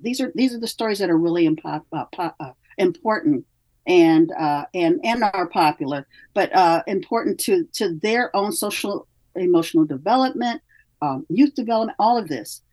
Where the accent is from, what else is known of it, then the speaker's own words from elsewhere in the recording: Midwest, United States; now in California, United States; I come from the Midwest. We have a very strong work ethic there.